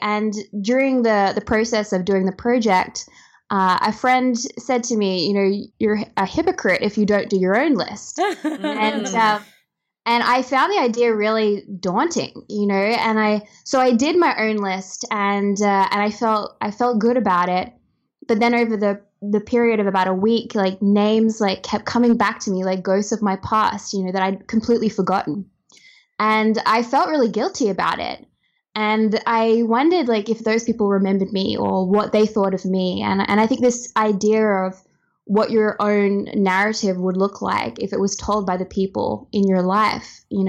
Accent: Australia; As Australian, I feel like it's kind of like the ultimate Aussie name.

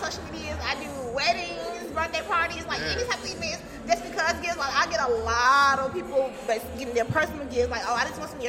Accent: Atlanta, Georgia, United States; But I am from the city of Atlanta.

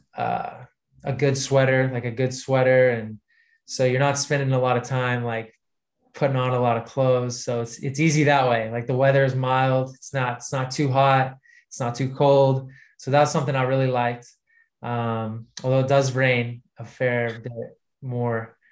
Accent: United States; now in United Kingdom; I was American

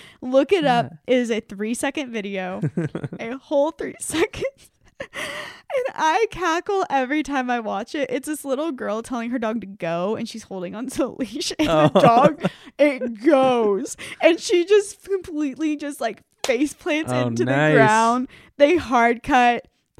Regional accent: the South, United States; accent: Southern; I'm actually from the South.

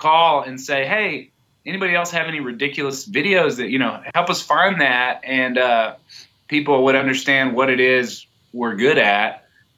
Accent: Texas, United States; I'm from Texas

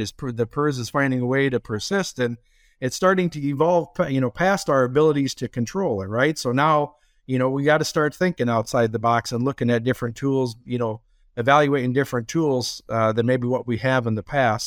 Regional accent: Minnesota, United States; moved away as an adult; now in Iowa, United States; born and raised in Minnesota

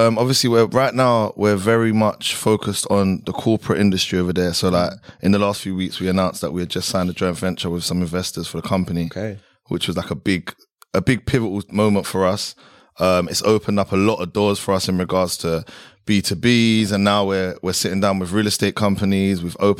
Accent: London, United Kingdom; moved away as an adult; now in Dubai, United Arab Emirates; I grew up in Southeast London, Catford. I went to school in Catford as well. I went to a private school, but obviously in the middle of the ends. And Southeast London, like originally I was actually born in East, but Southeast is like, that's the home.

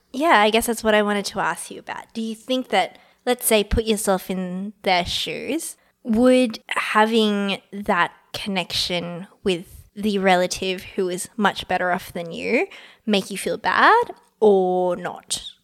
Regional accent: Australia; I was born in Australia

